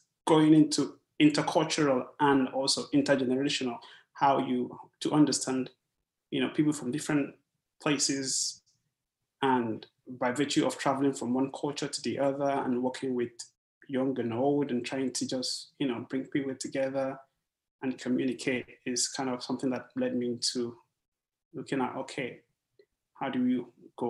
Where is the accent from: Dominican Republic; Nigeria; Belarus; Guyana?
Nigeria; now in California, United States; I'm a geologist by training and by discipline. I am originally Nigerian.